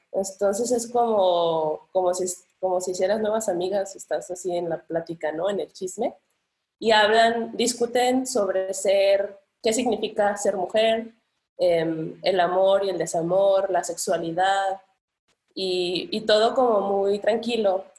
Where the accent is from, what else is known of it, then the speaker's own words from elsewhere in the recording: Colima, Mexico; also born or lived in Guadalajara, Jalisco; Hice toda la secundaria y prepa en Colima. Entonces soy como bueno, me considero más colimense que tapatía, pero soy, soy la fusión.